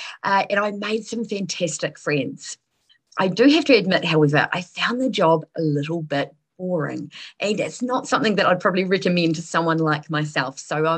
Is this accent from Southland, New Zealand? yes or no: yes; Southland, New Zealand; accent: rolling R; I am originally from Southland. You're not likely to hear the rolling R unless I'm quite tired or have had a drink, and neither apply tonight.